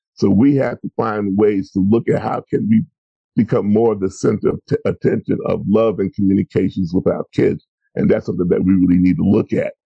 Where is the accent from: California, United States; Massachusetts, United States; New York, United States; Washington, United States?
New York, United States; New York City; also born or lived in Brooklyn; I was raised in St. Albans